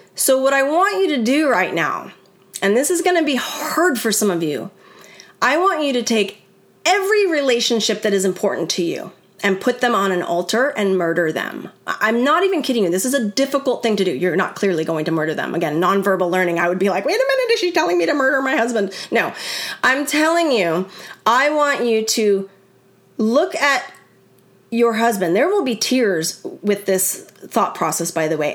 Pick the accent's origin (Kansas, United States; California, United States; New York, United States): California, United States; I grew up in California